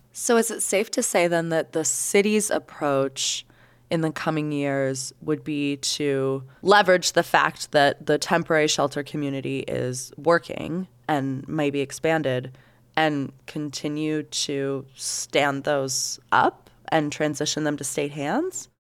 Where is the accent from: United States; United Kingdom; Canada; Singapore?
United States; Salt Lake City, Utah; as Salt Lakers